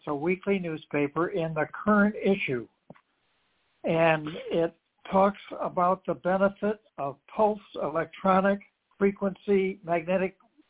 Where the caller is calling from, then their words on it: Charlotte, North Carolina, United States; from Charlotte, North Carolina.